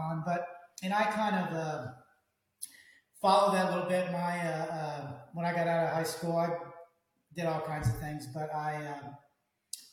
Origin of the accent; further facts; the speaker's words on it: Dallas, Texas, United States; I'm from the Dallas area. I'm a Texas boy.